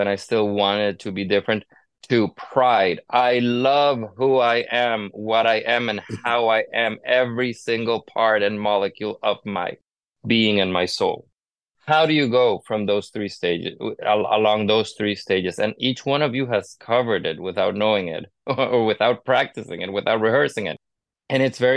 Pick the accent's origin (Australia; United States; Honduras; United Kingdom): Honduras; moved away; I grew up in Latin America. I was born and raised in Honduras